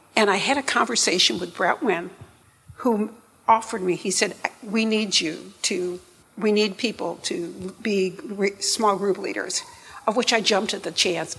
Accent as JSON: {"language": "English", "region": "upstate New York", "country": "United States", "moved": "yes", "lives_now": "Memphis, United States", "said": "I'm from upstate New York"}